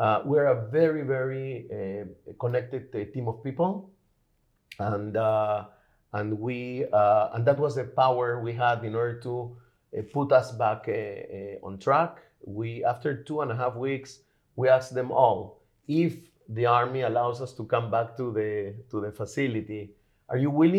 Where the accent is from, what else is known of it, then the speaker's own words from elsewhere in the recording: Lima, Peru; now in Israel; I'm originally from Lima, Peru